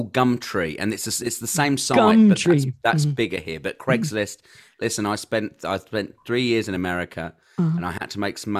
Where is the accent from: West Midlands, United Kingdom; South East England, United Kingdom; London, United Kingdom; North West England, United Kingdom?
South East England, United Kingdom; Kent; so part of the Thames comes to where I live in Kent. Mm-hmm. So I'm from Kent, which is a county.